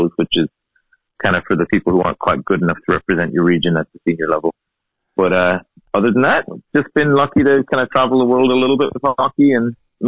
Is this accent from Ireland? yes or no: yes; Cork, Munster, Ireland; But I grew up in Cork, and my parents moved when I was one to live where, in my family home, where it is still now